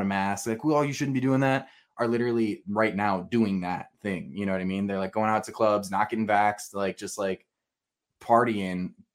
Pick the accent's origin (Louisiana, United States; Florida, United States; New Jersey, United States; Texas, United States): Florida, United States; South; moved away as an adult; now in Michigan, United States; I'm from South Florida